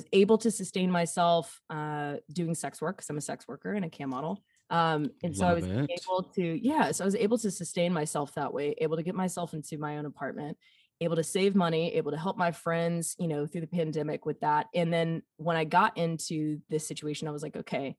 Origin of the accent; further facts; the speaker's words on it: Alabama, United States; accent: Southern; also born or lived in Nashville, Tennessee; now in Portland, United States; I am a boy from Alabama